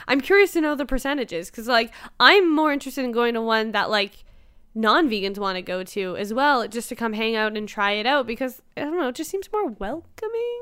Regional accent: Toronto, Ontario, Canada; I'm from Toronto. I live, like, twenty minutes from Apocalypse.

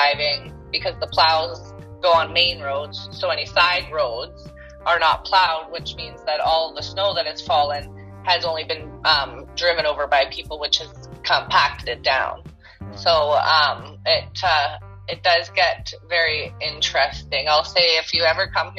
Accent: Canada; also born or lived in Greater Toronto Area, Ontario; I am from Canada. I live in the GTA, Ontario, so that's the Greater Toronto Area.

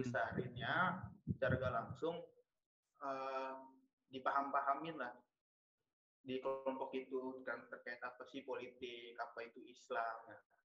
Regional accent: Bekasi, West Java, Indonesia; moved away as an adult; also born or lived in Lampung; Asal sebenarnya gue asal dari Bekasi

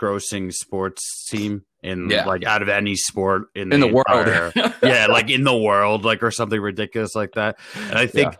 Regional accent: New York, United States; I'm from New York

